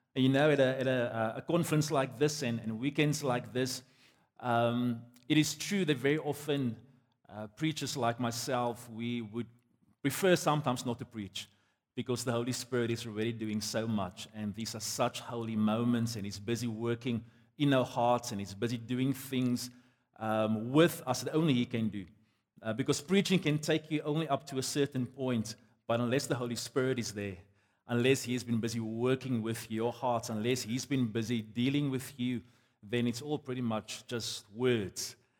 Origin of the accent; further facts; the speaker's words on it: South Africa; I'm a South African on my passport.